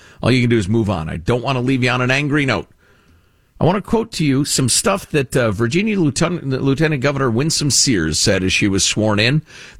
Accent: Jamaica; moved away; This is not my country, not my culture. I came from Jamaica and here I have made it. It is now my country.

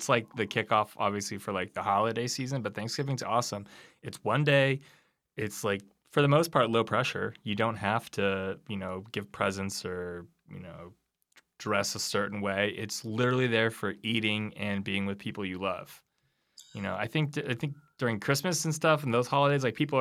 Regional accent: California, United States; moved away; where I grew up in California

